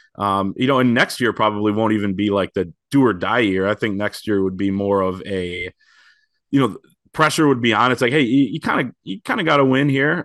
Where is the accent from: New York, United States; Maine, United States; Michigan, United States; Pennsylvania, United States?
Michigan, United States; Grand Rapids; I grew up in Grand Rapids